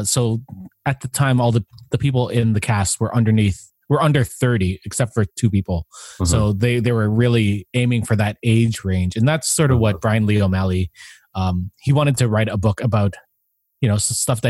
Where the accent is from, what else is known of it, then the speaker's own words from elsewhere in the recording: Canada; being Canadian